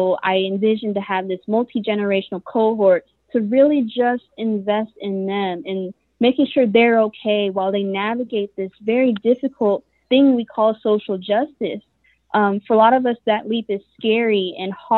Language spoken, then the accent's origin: English; Fort Wayne, Indiana, United States; also born or lived in Atlanta, Georgia; born and raised in Fort Wayne, Indiana